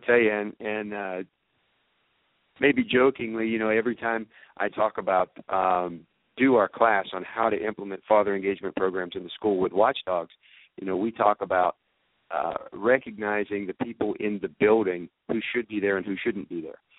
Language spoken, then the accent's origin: English; Georgia, United States; in our district um, in Georgia. I'm from Georgia